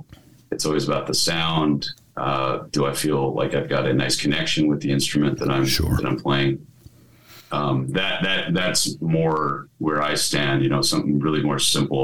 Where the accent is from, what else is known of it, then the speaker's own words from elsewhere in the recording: Colorado, United States; born there; also born or lived in Texas; I mean, of course, I was born in Colorado and we spent a lot of years in Texas.